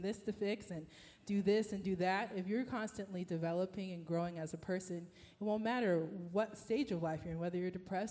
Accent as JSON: {"language": "English", "town": "Houston", "region": "Texas", "country": "United States", "moved": "yes", "said": "I'm from Texas, from H-Town."}